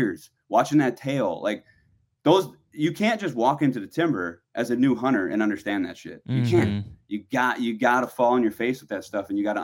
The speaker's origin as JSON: {"language": "English", "region": "Wisconsin", "country": "United States", "tie": "born or raised there", "said": "growing up in Wisconsin"}